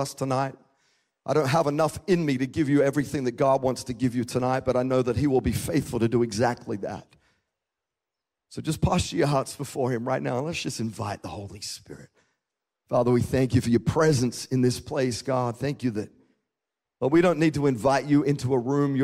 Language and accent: English; Australia; moved away as an adult; now in United States; we moved from Australia to the United States in 2012. And I'd grown up my whole life in a country where I drove on, you know, on the right side of the road, or the left side of the road.